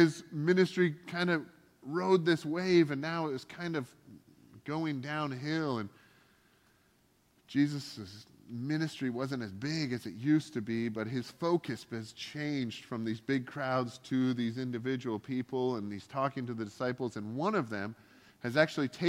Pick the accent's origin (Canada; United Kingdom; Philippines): Canada; now in United States; I'm here on a green card and I'm from Canada